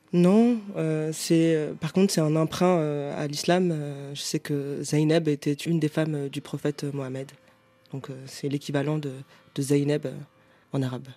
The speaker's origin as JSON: {"language": "French", "town": "Paris", "region": "Île-de-France", "country": "France", "tie": "born or raised there", "said": "je suis parisienne"}